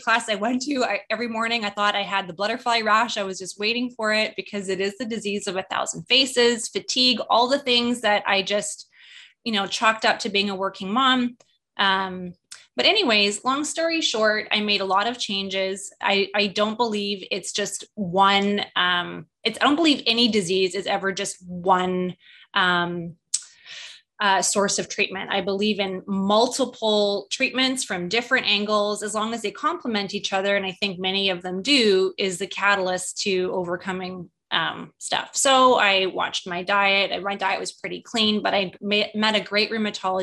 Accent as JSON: {"language": "English", "country": "Canada", "moved": "as an adult", "lives_now": "United States", "said": "I'm Canadian, when we were immigrating to the US and getting our green cards"}